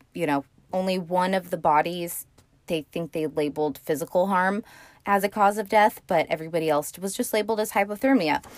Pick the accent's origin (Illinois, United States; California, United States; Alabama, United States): California, United States; I am from California